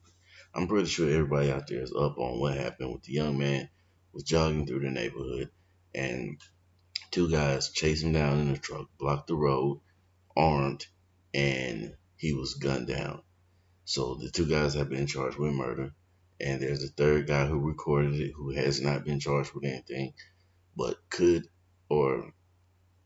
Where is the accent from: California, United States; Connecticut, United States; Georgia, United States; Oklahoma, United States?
Georgia, United States; Valdosta; I grew up in Valdosta, Georgia, Lowndes County, the deep South